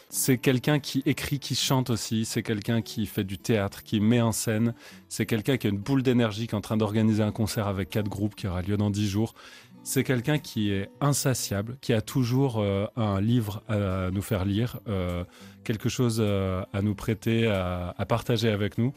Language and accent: French; Vercors, Auvergne-Rhône-Alpes, France; also born or lived in Chartreuse; on vient du Vercors, nous